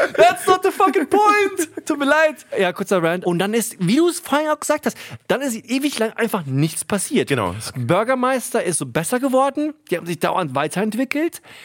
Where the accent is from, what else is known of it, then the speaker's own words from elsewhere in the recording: Hunsrück, Rhineland-Palatinate, Germany; wo ich aufgewachsen bin, Hunsrück, Landei